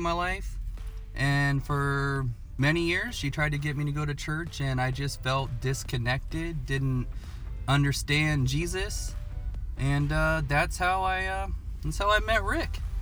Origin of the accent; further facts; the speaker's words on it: Portland, Oregon, United States; I was born and raised in Portland, Oregon